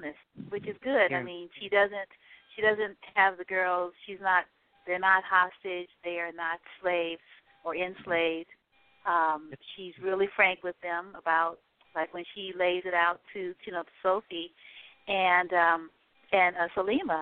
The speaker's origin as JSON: {"language": "English", "town": "New Orleans", "region": "Louisiana", "country": "United States", "said": "I'm from New Orleans"}